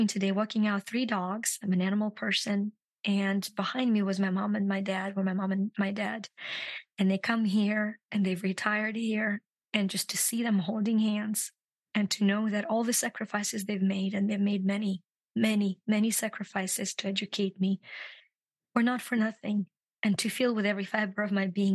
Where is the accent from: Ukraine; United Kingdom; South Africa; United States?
Ukraine; moved away; I'm from Ukraine